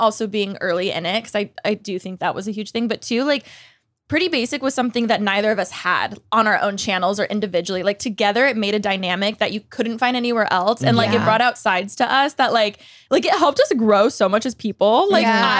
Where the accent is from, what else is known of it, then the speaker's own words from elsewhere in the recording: Moreno Valley, California, United States; I grew up in Moreno Valley